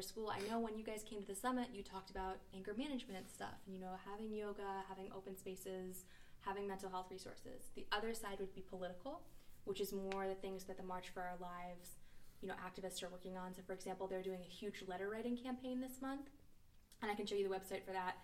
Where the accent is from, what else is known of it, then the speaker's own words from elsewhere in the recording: East Coast, United States; now in San Francisco Bay Area, United States; I'm from the East Coast, so I don't live near my family.